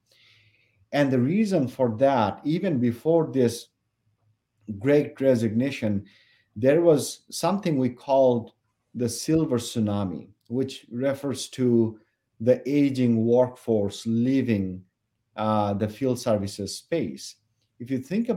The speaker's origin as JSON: {"language": "English", "country": "Bangladesh", "tie": "born or raised there", "moved": "as an adult", "lives_now": "Minnesota, United States", "said": "when I was growing up in Bangladesh, it's a tropical place."}